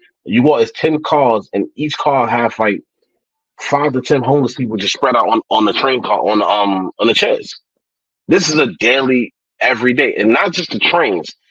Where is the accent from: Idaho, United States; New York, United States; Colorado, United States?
New York, United States; New York City; I'm a New Yorker